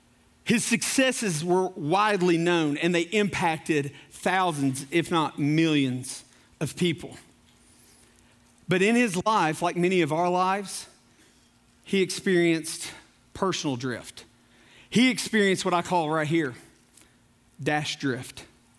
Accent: Corbin, Kentucky, United States; also born or lived in Knoxville, United States; I was born in Knoxville. I was raised in Corbin because my dad was in the coal business. And I've lived as far east as Paintsville, as far west as Wycliffe, as far north as Louisville, and just about every city in between that.

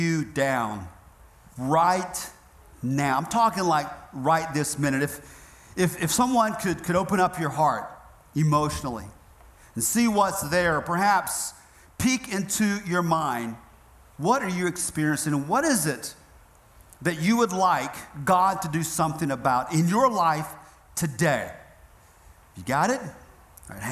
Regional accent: Northeast Georgia, United States; moved away; also born or lived in South Florida; I grew up in Northeast Georgia.

